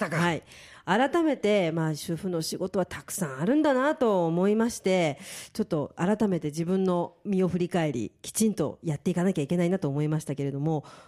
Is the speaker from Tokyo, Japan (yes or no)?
yes; Tokyo, Japan; 実家が父が信州の松本出身で母が九州熊本出身なんですね、はい、でそして2人一緒になって家庭を築いたのが東京なので